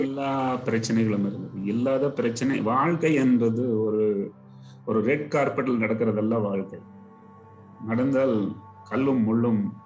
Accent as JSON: {"language": "Tamil", "town": "Coimbatore", "region": "Tamil Nadu", "country": "India", "also_born_or_lived": "Mumbai", "moved": "yes", "said": "நான் கோயம்புத்தூர்காரன்"}